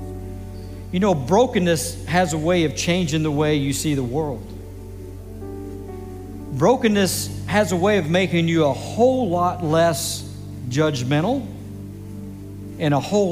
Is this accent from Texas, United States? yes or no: yes; Grand Prairie, Texas, United States; I'm actually a native Texan, born and raised in Grand Prairie, Texas